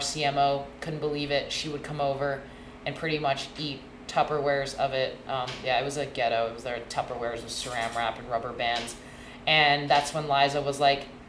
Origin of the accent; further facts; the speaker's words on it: Hong Kong; moved away as an adult; also born or lived in Boston, Massachusetts, United States; now in United States; I was born and raised in Hong Kong